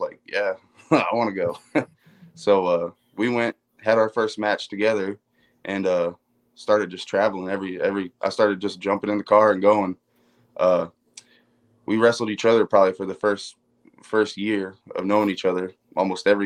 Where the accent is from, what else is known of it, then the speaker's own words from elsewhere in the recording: Land O'Lakes, Florida, United States; I grew up in Land O'Lakes, which is about 20 miles north of Tampa